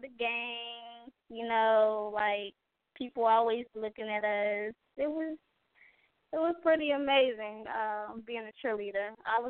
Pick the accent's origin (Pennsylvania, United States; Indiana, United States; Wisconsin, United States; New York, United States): Indiana, United States; Gary; I'm from Gary